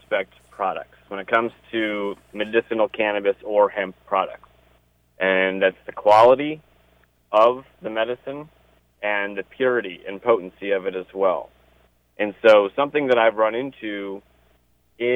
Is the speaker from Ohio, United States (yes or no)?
yes; Ohio, United States; moved away as an adult; also born or lived in Cleveland, Ohio; now in Maryland, United States; I'm from Ohio originally